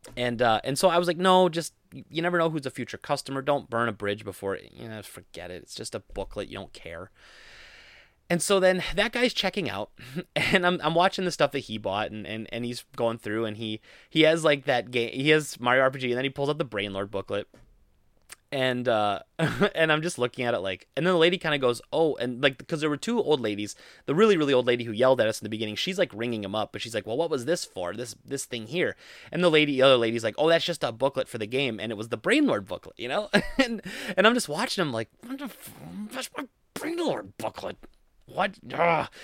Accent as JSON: {"language": "English", "area": "Rochelle", "region": "central Wisconsin", "country": "United States", "tie": "born or raised there", "said": "I grew up in Rochelle, uh, and that's where my family still lives"}